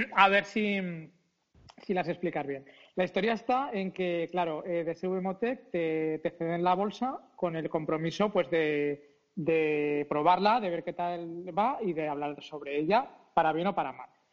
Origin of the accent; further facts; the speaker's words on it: Zaragoza, Aragon, Spain; somos de Aragón, bueno, de Zaragoza en concreto, cabezones como nosotros solos